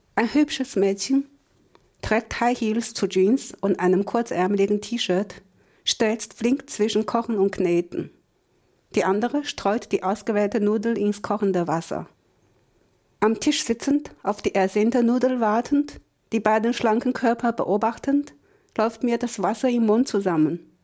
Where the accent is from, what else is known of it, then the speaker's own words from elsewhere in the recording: China; Als Chinesin